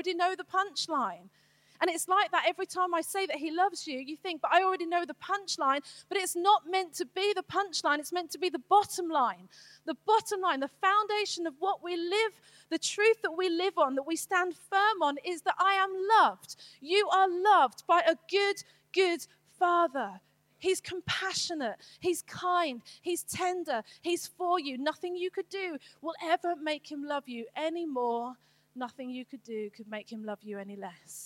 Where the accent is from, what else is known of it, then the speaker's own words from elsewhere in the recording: United Kingdom; I'm British